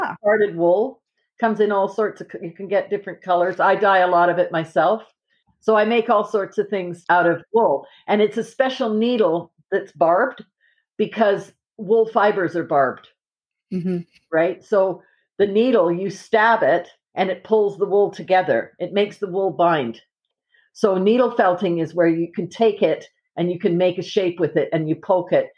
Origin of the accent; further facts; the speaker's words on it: Calgary, Alberta, Canada; moved away as an adult; also born or lived in England; now in Nova Scotia, Canada; I grew up in Calgary.